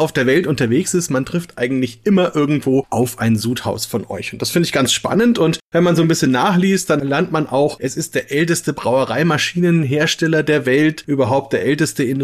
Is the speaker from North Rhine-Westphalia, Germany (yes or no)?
no; Bamberg, Bavaria, Germany; weil wir mal wieder in meiner Heimatstadt sind, in Bamberg sind